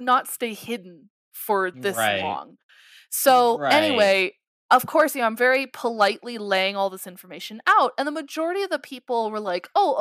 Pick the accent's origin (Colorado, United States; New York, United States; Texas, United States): Colorado, United States; I am working back in Colorado. I'm very happy to be back in my home state.